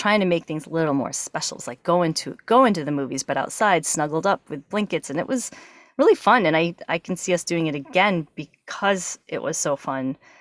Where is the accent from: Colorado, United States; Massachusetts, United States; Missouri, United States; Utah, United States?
Massachusetts, United States; moved away; I grew up in New England. I'm from Massachusetts